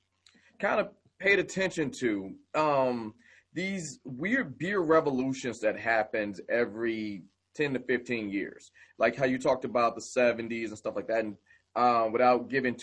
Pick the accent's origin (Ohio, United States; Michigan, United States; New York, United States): Michigan, United States; I mean, let's just, who are we kidding? I come from Michigan.